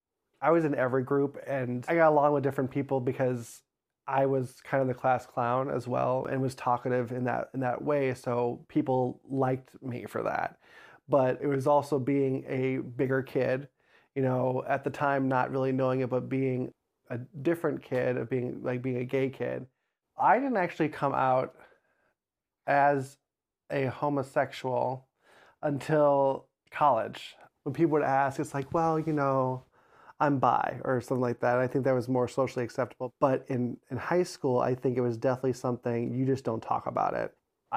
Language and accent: English; Crown Point, Indiana, United States; I grew up in Crown Point, Indiana, born and raised. I was in a weird area of Crown Point where I had a Crown Point address, but went to the Maryville School District.